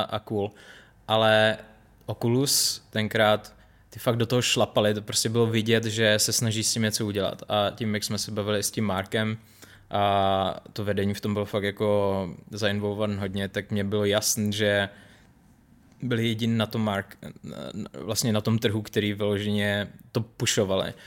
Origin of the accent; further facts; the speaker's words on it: Czechia; moved away as an adult; also born or lived in Los Angeles, United States; jako Čech